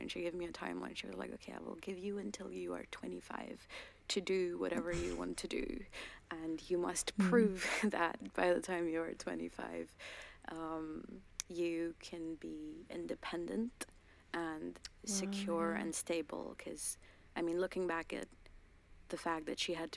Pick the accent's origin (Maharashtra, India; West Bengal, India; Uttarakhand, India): Uttarakhand, India; first language Garhwali; English is a second language; moved away as an adult; now in London, United Kingdom; I was born there. I was raised there. And I'm specifically a Garhwali woman.